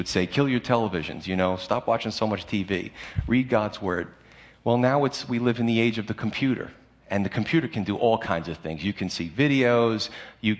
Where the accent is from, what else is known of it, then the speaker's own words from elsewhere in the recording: United States; as American Christians